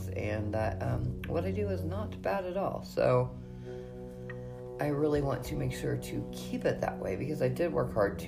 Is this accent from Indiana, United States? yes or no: yes; Indiana, United States; I have worked really hard in my hometown to break the stereotype of witches